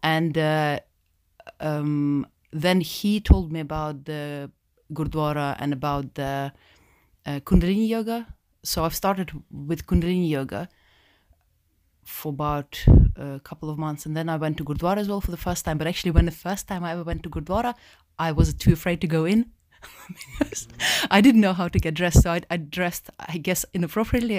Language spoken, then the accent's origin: English; Russia; also born or lived in Moscow; now in United Kingdom; I'm from, I'm from Russia, born, um, Russian, born. two Russian parents